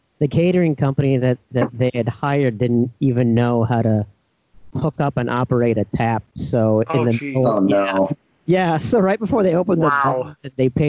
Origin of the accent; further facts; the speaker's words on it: Iowa, United States; Growing up in Iowa